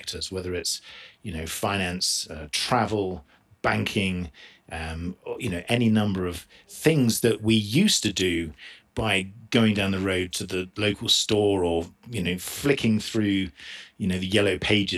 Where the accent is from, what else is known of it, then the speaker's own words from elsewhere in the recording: South East England, United Kingdom; moved away as an adult; also born or lived in Orange County, California; now in Utah, United States; I'm originally from England, just southeast by just outside London.